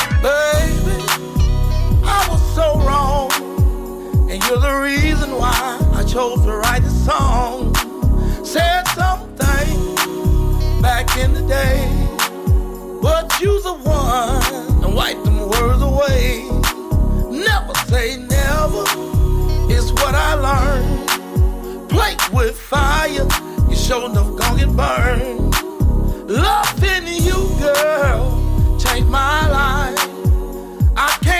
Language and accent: English; Moorhead, Mississippi, United States; It was 1995, down in my hometown of Moorhead, Mississippi.